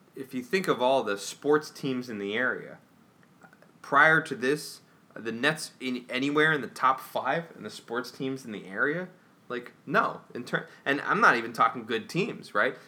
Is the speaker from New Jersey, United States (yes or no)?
yes; New Jersey, United States; growing up in New Jersey in the 90s